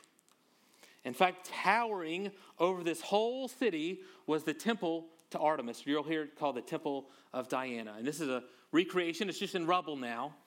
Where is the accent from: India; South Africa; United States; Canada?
United States; Louisiana; I'm from Louisiana